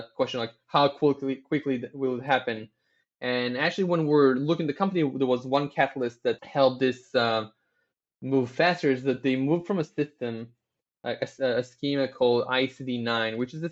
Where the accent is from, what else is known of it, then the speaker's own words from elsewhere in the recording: Tel Aviv, Tel Aviv District, Israel; I was born in Tel Aviv, born, raised here, never moved anywhere else.